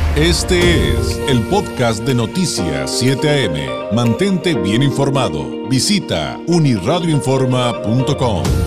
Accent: Mexico; como mexicanos

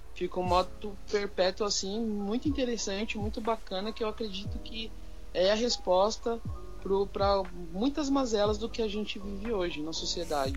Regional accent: São Paulo, Brazil; nós somos da Zona Sul de São Paulo

